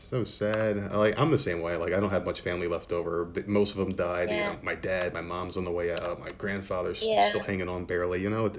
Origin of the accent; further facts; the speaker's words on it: United States; And since I'm American born